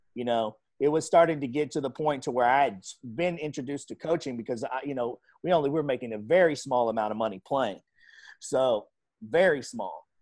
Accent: Tulsa, Oklahoma, United States; I grew up in North Tulsa

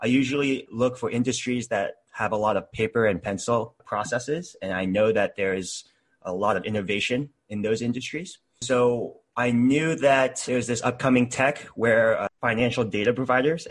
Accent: Texas, United States; moved away as an adult; now in Seattle, United States; I was born in Texas and lived there for 21 years. And now I live in Seattle.

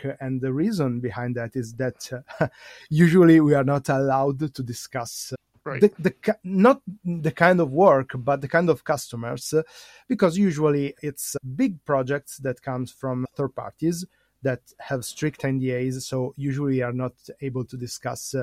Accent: Italy; I'm from Italy.

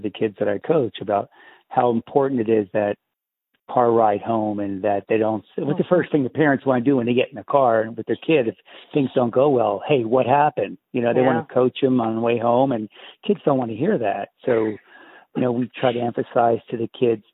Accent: Easton, Pennsylvania, United States; I grew up in Easton

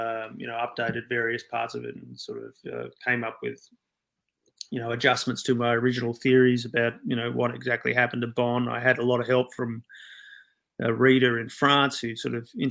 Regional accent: Sydney, New South Wales, Australia; I grew up in Sydney, in and around the Balmain rock scene here

